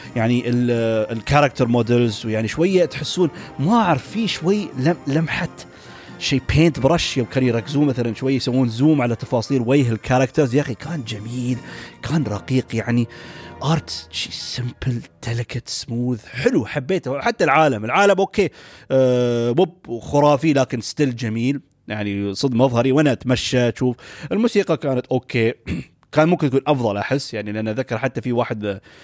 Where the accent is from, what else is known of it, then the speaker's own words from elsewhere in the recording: United Arab Emirates; عندنا في الامارات